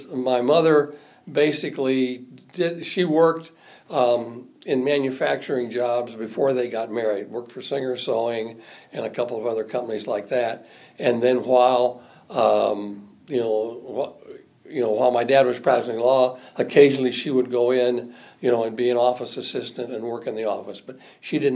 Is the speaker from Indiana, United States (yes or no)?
yes; South Bend, Indiana, United States; I was born on September 3, 1943, in South Bend, Indiana